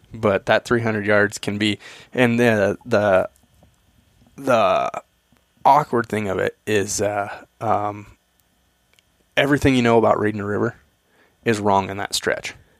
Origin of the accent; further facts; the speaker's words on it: Eastern Washington, United States; I grew up in Eastern Washington